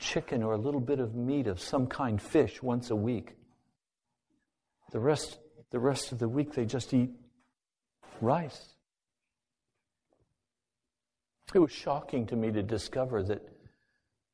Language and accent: English; United States; I'm an American